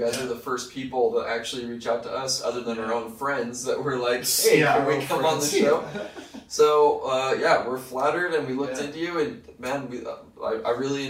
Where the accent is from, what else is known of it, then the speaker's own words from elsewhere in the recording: East Islip, New York, United States; I'm from a little town called East Islip, New York, which is on the center of the fish-shaped island called Long Island, on the south shore facing the Atlantic Ocea